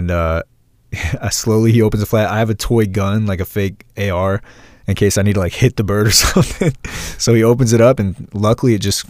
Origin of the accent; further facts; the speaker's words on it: Vandalia, United States; my house growing up in Vandalia